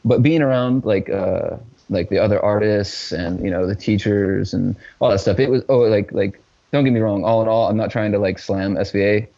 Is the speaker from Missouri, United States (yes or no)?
no; Richmond, Indiana, United States; in my hometown, uh, which is Richmond, Indiana